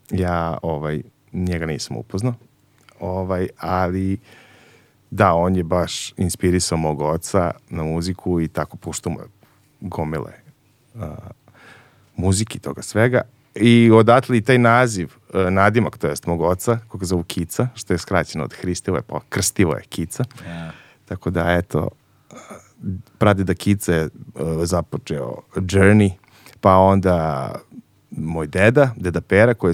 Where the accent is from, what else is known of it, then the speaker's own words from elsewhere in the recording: Kragujevac, Šumadija, Serbia; Ja sam iz Kragujevca, tako je. Ovaj, šumadinac.